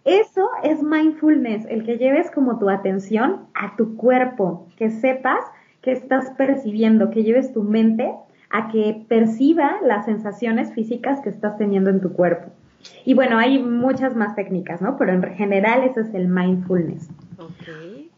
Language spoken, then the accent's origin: Spanish; Mexico City, Mexico; also born or lived in Spain; Soy de Ciudad de México. Aquí he vivido, pues, prácticamente toda mi vida, excepto por una temporada que viví en España